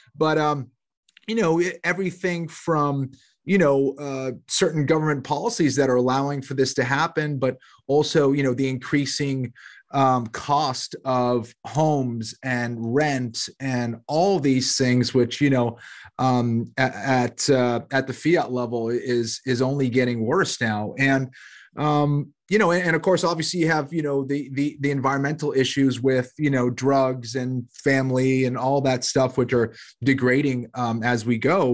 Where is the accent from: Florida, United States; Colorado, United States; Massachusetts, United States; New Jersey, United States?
Massachusetts, United States; Boston; also born or lived in Los Angeles / South Carolina; now in Charlotte, United States; from Boston originally. I'm in Charlotte, North Carolina now.